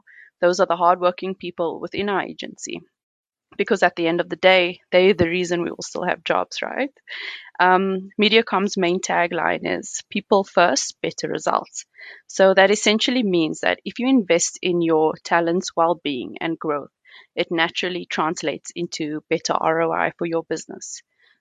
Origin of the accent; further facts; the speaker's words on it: Cape Town, Western Cape, South Africa; now in Johannesburg, South Africa; I'm originally from Cape Town, but have lived in Joburg for over 2 decades.